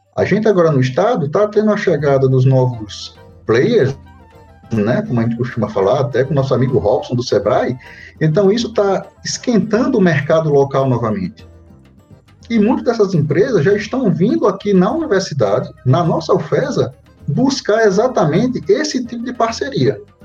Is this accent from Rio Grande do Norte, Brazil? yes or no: yes; Natal, Rio Grande do Norte, Brazil; eu sou natural do Natal, Rio Grande do Norte, daqui, da nossa bem. terrinha.